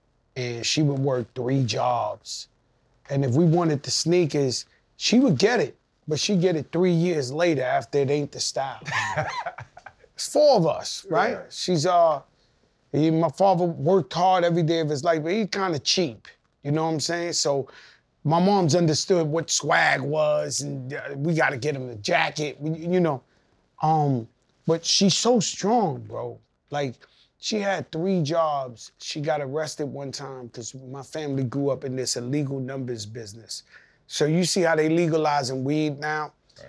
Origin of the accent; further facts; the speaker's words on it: Bronx, New York, United States; And so I grew up in the Bronx where my parents was there.